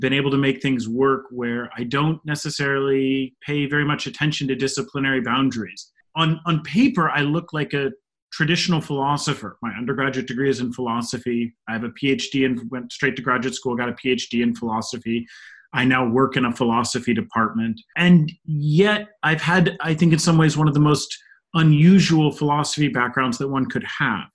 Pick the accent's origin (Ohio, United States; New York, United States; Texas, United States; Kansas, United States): Ohio, United States; Northeast; moved away as an adult; now in Pittsburgh, United States; growing up in Northeast Ohio